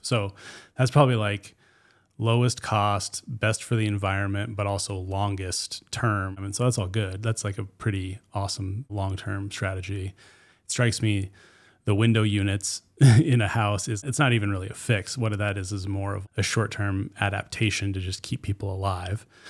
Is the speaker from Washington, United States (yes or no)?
yes; Chattaroy, Washington, United States; I grew up in Chatteroi, and firestorm came right through our property